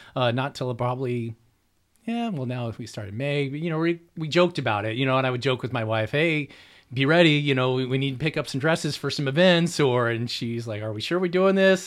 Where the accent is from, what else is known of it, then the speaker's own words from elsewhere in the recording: Orange County, California, United States; now in Riverside, United States; I grew up in Orange County